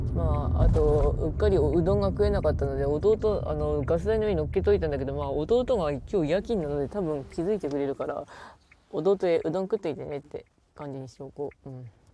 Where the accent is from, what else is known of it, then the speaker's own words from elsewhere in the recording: Ishikawa, Japan; 石川県出身なんですけど